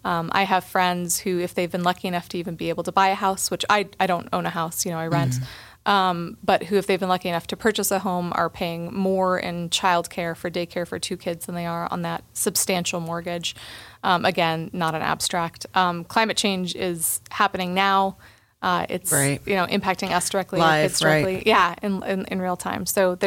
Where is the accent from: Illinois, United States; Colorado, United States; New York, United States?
Colorado, United States; Boulder; Yes, yeah, a native of the district, actually. So I was born in Boulder Community Hospital back in 1982.